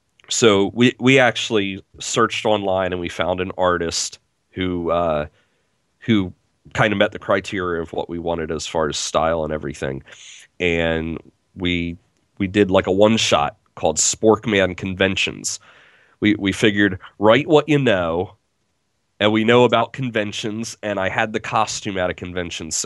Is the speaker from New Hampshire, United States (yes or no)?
no; Harrisburg, Pennsylvania, United States; my hometown, Harrisburg